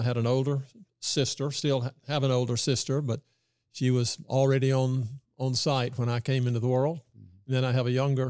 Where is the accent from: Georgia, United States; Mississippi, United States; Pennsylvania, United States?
Mississippi, United States; Yeah. Well, I didn't realize what a momentous and historical time that was when I was coming up.